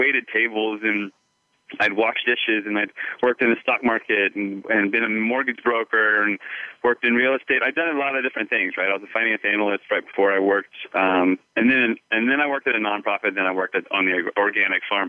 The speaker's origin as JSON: {"language": "English", "area": "just outside D.C.", "region": "Northern Virginia", "country": "United States", "tie": "born or raised there", "also_born_or_lived": "California / Vancouver, Canada", "moved": "as an adult", "lives_now": "Sedona, United States", "said": "I grew up on the East Coast, just outside D.C."}